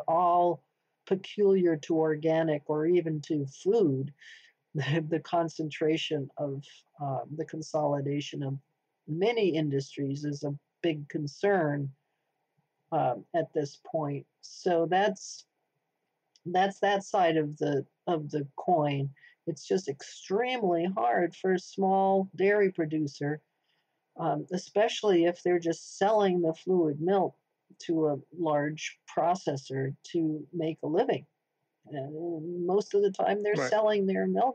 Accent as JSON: {"language": "English", "region": "Vermont", "country": "United States", "said": "I come from Vermont"}